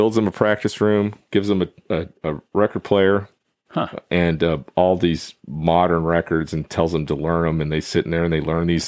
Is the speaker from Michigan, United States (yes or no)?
no; Fort Worth, Texas, United States; Fort Worth, my hometown